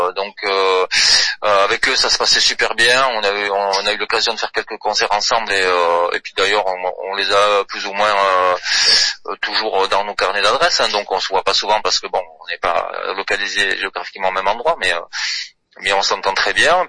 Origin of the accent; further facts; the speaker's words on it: south-west France, France; on est du Sud-Ouest